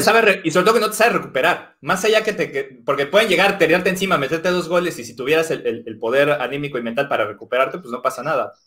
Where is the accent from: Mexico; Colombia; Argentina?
Mexico; moved away; soy mexicano